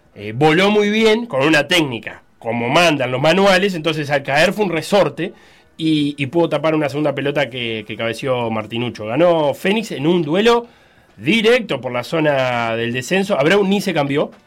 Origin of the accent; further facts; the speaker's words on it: Uruguay; viéndolo como uruguayo